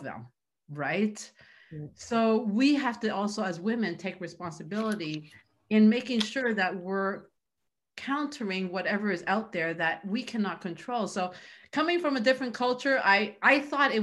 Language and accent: English; Canada; I come from a culture, I'm Chinese, where that just does not happen, right? So and I grew up in Canada